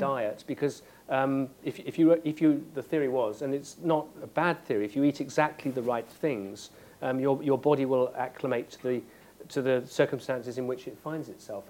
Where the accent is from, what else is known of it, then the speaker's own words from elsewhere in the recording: West Country, South West England, United Kingdom; I grew up in the West Country